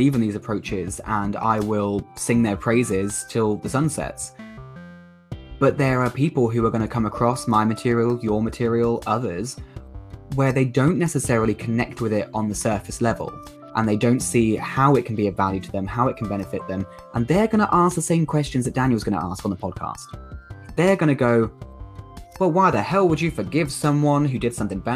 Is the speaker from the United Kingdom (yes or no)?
yes; United Kingdom; accent: southern; Me with my southern accent